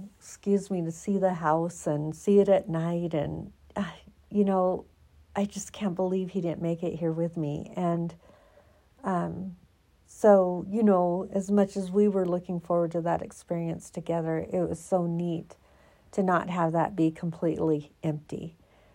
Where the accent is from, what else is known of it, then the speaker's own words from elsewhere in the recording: Oregon, United States; moved away as an adult; now in Colorado, United States; I'm from Oregon